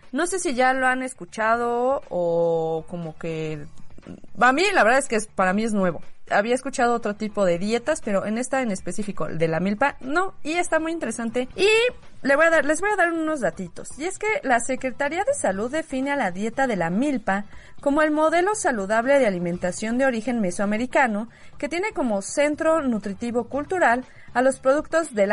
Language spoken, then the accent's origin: Spanish; Mexico; somos orgullosamente mexicanas. Ay, sí, qué bonito. Nos gusta ser mexicanas.